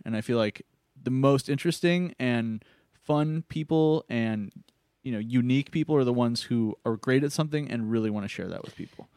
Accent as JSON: {"language": "English", "town": "Phoenix", "region": "Arizona", "country": "United States", "tie": "born or raised there", "moved": "yes", "lives_now": "Los Angeles, United States", "said": "growing up in Phoenix and always being in extreme heat"}